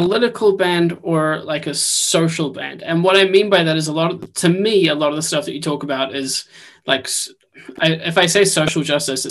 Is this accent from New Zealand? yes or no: yes; New Zealand; now in United Kingdom; I'm originally from New Zealand, I moved to the UK.